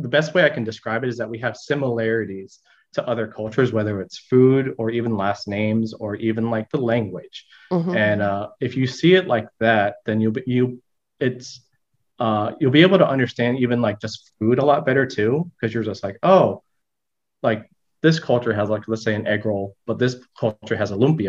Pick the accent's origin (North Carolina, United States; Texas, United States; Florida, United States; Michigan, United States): Florida, United States; Orange Park; I was born in Orange Park, Florida